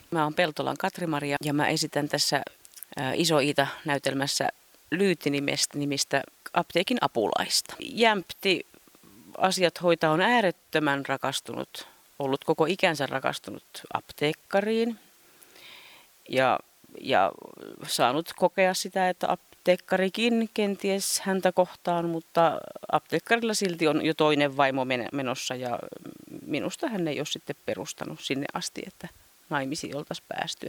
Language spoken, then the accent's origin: Finnish; Ostrobothnia, Finland; moved away; Mä oon itse Pohjanmaalta kotosi